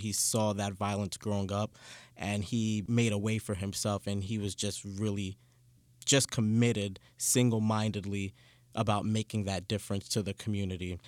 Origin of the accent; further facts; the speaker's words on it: New York City, New York, United States; I grew up in Canarsie